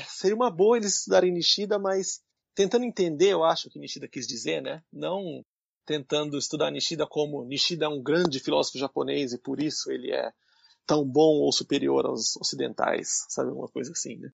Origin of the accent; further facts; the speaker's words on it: Brazil; moved away as an adult; now in Nagoya, Japan; eu sou brasileiro, mas eu sou um aluno de pós-graduação